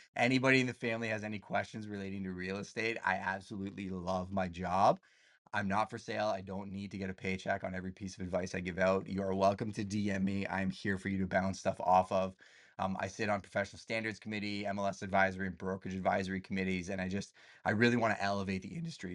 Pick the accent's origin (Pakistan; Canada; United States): Canada; I'm Canadian